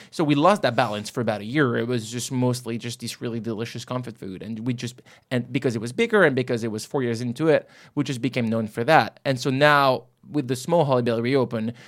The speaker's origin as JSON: {"language": "English", "country": "France", "said": "not in my home country anymore."}